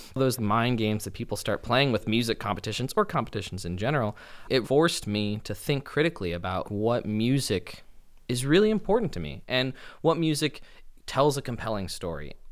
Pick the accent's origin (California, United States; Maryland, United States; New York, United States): California, United States; Los Angeles; growing up in Los Angeles